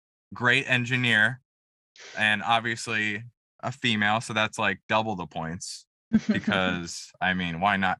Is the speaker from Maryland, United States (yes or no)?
yes; Montgomery County, Maryland, United States; you, as well as myself, we're from Montgomery County